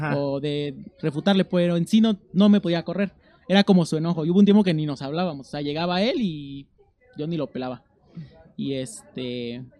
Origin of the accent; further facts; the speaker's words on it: Amecameca, State of Mexico, Mexico; moved away as an adult; Yo soy del Estado de México. y ¿Del Estado qué este, zona? De Amecameca. Ah. Y yo crecí ahí toda mi vida